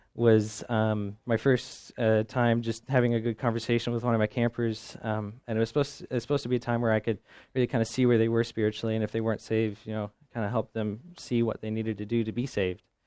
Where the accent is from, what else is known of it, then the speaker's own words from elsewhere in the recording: Midwest, United States; I come from the Midwest